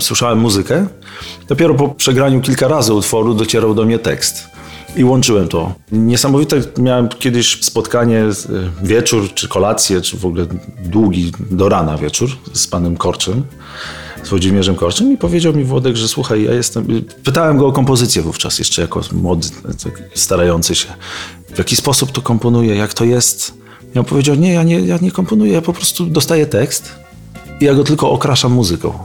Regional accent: Bartoszyce, Warmian-Masurian Voivodeship, Poland; moved away; also born or lived in Olsztyn; z Olsztyna nie pochodzę, tylko pochodzę z Bartoszyc, ale mieszkałem w Olsztynie

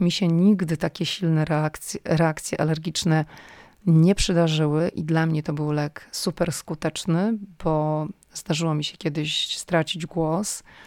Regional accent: Poland; moved away as an adult; now in United States; jestem z Polski

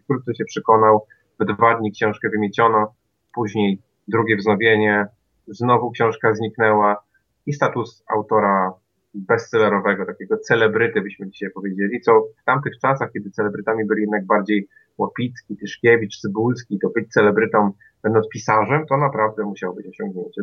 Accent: Kwidzyn, Pomeranian Voivodeship, Poland; moved away as an adult; now in Toruń, Poland; ja nie jestem warszawiakiem ani krakusem. W zasadzie to jestem z Kwidzyna, natomiast studiowałem w Toruniu

